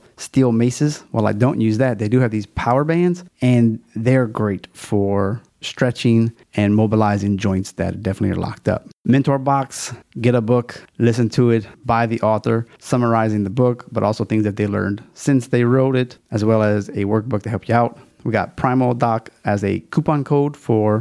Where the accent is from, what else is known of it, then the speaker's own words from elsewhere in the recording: Louisiana, United States; It's my home state